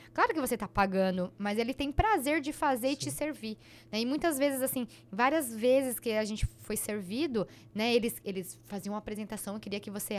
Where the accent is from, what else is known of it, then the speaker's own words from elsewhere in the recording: Dracena, São Paulo, Brazil; eu fui criada em Dracena